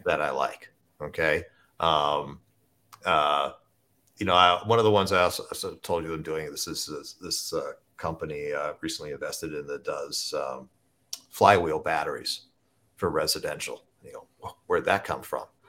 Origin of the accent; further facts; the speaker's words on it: Southern Ohio, United States; I grew up in Southern Ohio